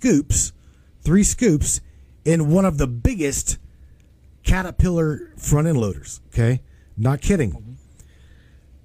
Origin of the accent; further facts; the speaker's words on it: West Virginia, United States; I grew up in West Virginia on strip mines as well as lumber